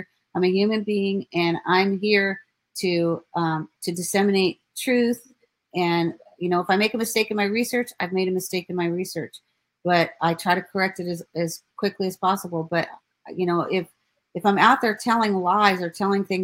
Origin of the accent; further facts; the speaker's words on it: Ives Estates, Florida, United States; I was raised in Ives Estate. So I lived 13 minutes from the Walsh family. My grandmother lived in Hollywood